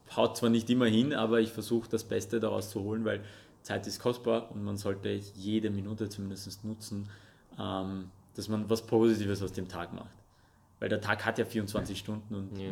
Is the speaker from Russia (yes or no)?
yes; Russia; first language Russian and Armenian; German is a second language; now in Austria; geboren und aufgewachsen in Russland, deswegen habe ich auch Russisch und Armenisch als meine Muttersprache okay. gehabt